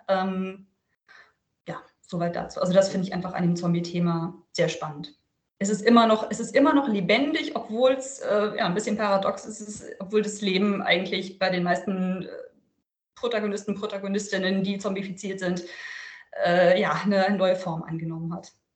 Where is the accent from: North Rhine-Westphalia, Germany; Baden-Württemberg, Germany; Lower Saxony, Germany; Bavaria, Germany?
Lower Saxony, Germany; Lüneburg Heath; now in Verden, Germany; aus der Lüneburger Heide, wo ich übrigens aufgewachsen bin.